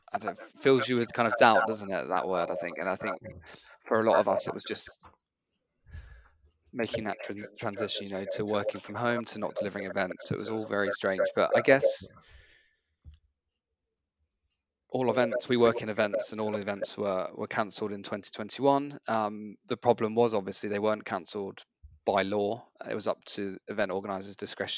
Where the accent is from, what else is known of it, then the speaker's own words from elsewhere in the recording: Cambridge, East of England, United Kingdom; being from Cambridge, I felt like I had to do my hometown half